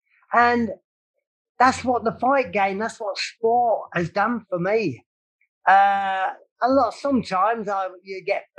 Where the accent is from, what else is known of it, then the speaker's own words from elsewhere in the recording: Croydon, London, United Kingdom; also born or lived in Camberwell, South London; I was born in Camberwell, South London, and then of course it was getting bombed or what have you, so they evacuated me to the other side of Croydon.